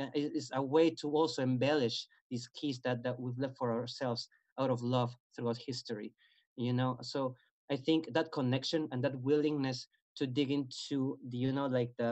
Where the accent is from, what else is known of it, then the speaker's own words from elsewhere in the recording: Peru; moved away; my country, I'm originally from Peru.